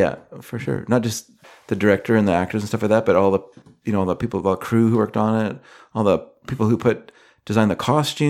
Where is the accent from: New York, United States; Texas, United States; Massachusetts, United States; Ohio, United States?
Massachusetts, United States; Boston; I'm from Boston.